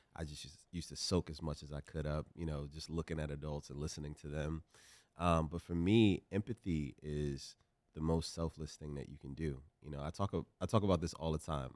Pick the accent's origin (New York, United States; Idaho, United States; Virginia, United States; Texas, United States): Virginia, United States; Richmond; I come from South Side, Richmond, Virginia.